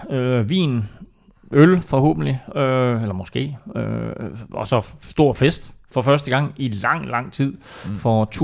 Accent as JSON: {"language": "Danish", "region": "Jutland", "country": "Denmark", "said": "jeg er fra Jylland, jeg siger mør"}